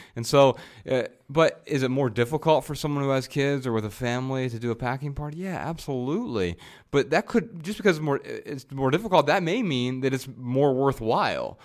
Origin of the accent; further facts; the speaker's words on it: Lebanon, Ohio, United States; also born or lived in Dayton, Ohio; I was born in Dayton, Ohio